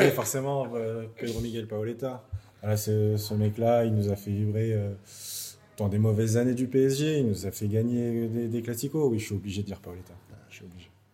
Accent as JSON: {"language": "French", "area": "Paris region", "region": "Île-de-France", "country": "France", "moved": "as an adult", "lives_now": "London, United Kingdom", "said": "je viens de la région parisienne"}